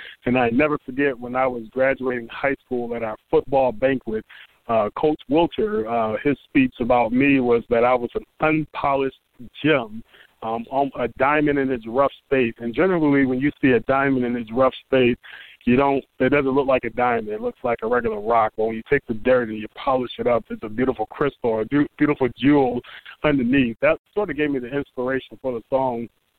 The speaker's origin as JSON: {"language": "English", "town": "Detroit", "region": "Michigan", "country": "United States", "also_born_or_lived": "Washington, D.C. / Massachusetts", "moved": "as an adult", "said": "I'm still from Detroit. I'm just not there because I'm a full-time student here."}